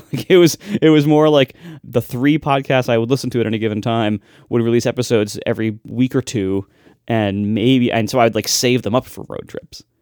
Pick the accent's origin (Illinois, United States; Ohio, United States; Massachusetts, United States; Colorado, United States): Ohio, United States; I'm just from Ohio